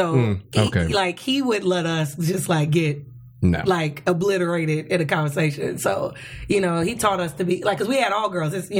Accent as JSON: {"language": "English", "town": "Chicago", "region": "Illinois", "country": "United States", "tie": "born or raised there", "moved": "yes", "lives_now": "Los Angeles, United States", "said": "I went to high school in Chicago. I'm from Chicago."}